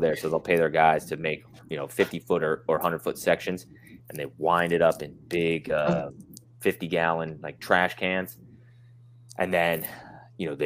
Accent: Utah, United States; I'm from Utah, born and raised

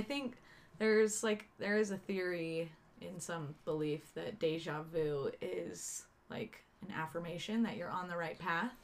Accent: Utah, United States; growing up in Utah County

